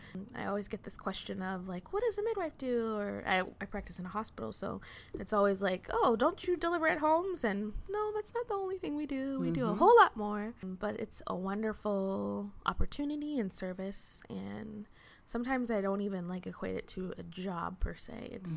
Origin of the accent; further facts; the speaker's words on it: Massachusetts, United States; So I'm from Massachusetts.